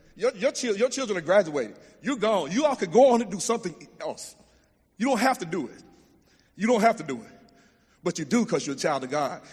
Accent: Jasper, Texas, United States; I grew up in East Texas and in Jasper

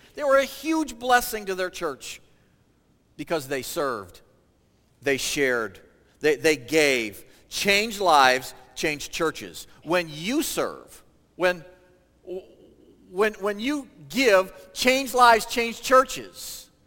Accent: Michigan, United States; moved away as an adult; also born or lived in Ohio; I grew up in Michigan

